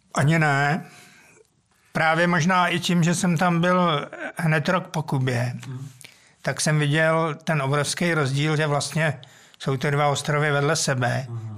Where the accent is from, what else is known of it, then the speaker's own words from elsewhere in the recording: Mladá Boleslav, Central Bohemian Region, Czechia; já jsem vlastně jako dítě nebydlel úplně přímo v Boleslavi, mm-hmm. ale na vesnici.